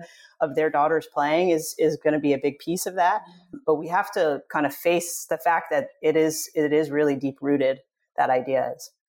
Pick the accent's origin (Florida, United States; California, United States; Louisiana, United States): California, United States; Southern; I grew up in Southern California